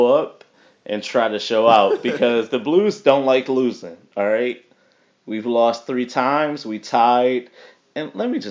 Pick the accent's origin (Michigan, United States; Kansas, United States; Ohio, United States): Michigan, United States; Detroit; I'm from Detroit.